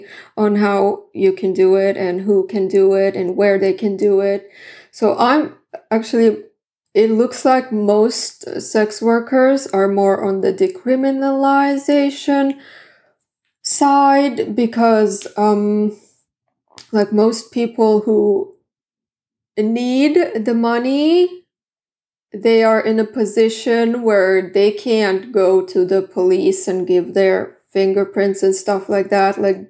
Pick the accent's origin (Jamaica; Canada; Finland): Finland; Southern Finland; first language Swedish; English is a second language; I'm from the south. Like, I'm... South Finland. I'm Swedish-speaking Finn.